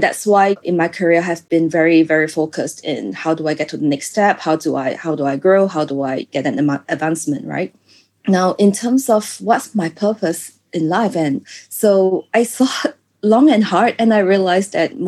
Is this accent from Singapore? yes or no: yes; Singapore; moved away as an adult; also born or lived in France; I grew up in Singapore, so I don't really have this sense of danger until I started living in other countries